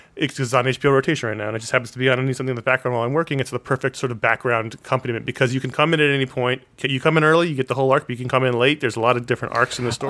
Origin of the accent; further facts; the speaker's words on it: New York City, New York, United States; one of the characters lived on the Upper West Side. That's where I grew up